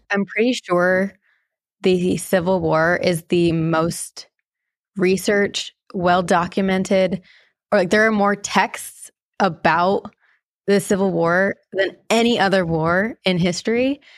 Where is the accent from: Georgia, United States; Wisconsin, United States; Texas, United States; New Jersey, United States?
New Jersey, United States; I grew up in New Jersey